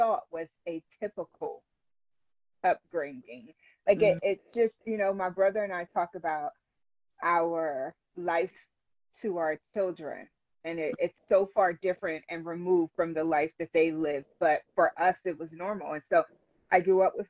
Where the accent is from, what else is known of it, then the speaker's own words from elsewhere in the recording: Philadelphia, Pennsylvania, United States; moved away as an adult; now in Lancaster, United States; I grew up in Philadelphia